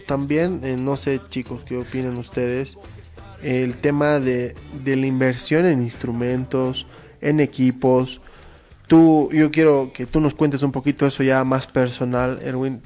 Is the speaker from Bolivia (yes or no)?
yes; Bolivia; nosotros como bolivianos